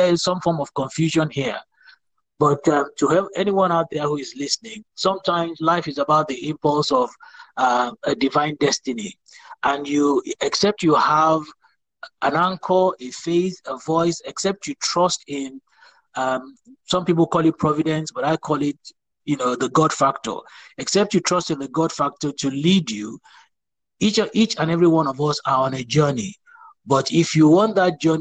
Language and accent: English; Nigeria; moved away as an adult; now in Milton Keynes, United Kingdom; I'm a Nigerian by birth, but I relocated to the United Kingdom a couple of years ago for ministry work